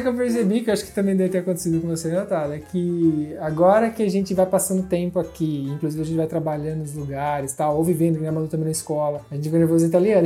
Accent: Brazil; moved away

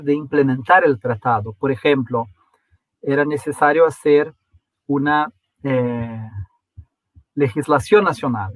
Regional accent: Brazil; somos un país muy monoglota en, en Brasil

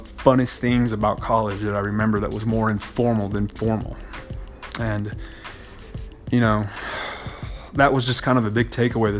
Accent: Hobbs, New Mexico, United States; growing up in Hobbs, New Mexico

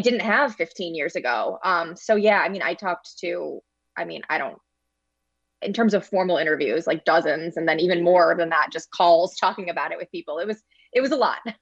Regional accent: St. Louis, Missouri, United States; I grew up in Saint Louis, was a Cardinals fan as a kid

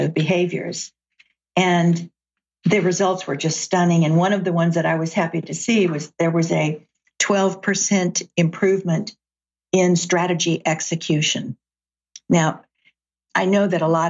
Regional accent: Chattanooga, Tennessee, United States; now in Seattle, United States; I grew up in Chattanooga, Tennessee

